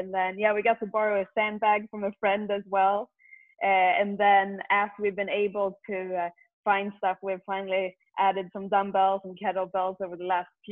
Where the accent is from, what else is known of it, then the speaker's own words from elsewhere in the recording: Sweden; moved away; growing up in Sweden